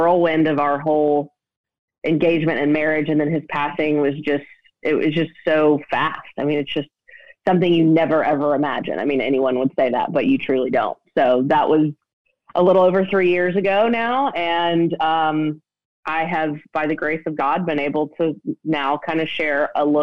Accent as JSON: {"language": "English", "town": "Nashville", "region": "Tennessee", "country": "United States", "tie": "born or raised there", "said": "I grew up in Nashville, live here now."}